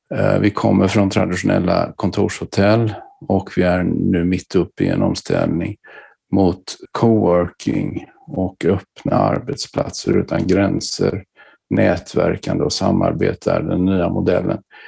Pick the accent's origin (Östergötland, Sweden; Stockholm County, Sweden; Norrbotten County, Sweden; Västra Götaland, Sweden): Västra Götaland, Sweden; Gothenburg; min bakgrund är att jag kommer från Göteborg.